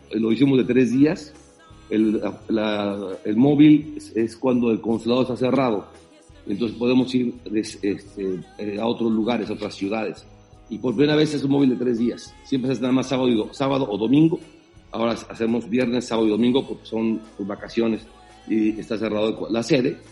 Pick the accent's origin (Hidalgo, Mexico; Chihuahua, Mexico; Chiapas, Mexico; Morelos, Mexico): Chiapas, Mexico; moved away as an adult; now in United States; siempre eh, lo llevo en el corazón a, mi estado y a, mi pueblo. Eh, aquí hay muchos chapanecos también